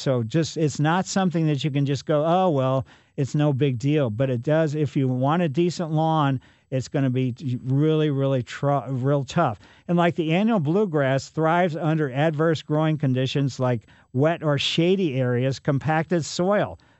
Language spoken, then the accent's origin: English; Ellisville, Missouri, United States; Growing up in Ellisville, we had the Spring Beauties underneath our trees there on Maple Lane as well